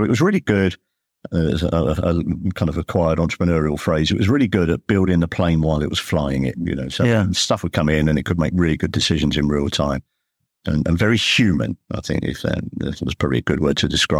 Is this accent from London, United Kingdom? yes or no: yes; London, United Kingdom; born there; I mean, I was born in the East End.